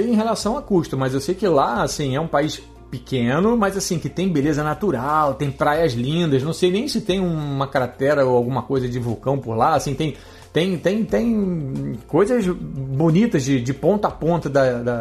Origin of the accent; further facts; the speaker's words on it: Uruguay; Não é porque eu sou uruguaio que eu sou suspeito de falar isso